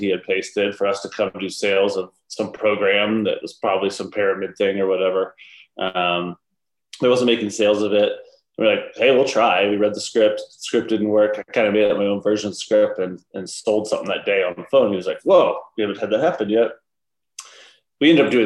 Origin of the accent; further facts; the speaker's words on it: Georgia, United States; now in Utah, United States; I grew up in Georgia.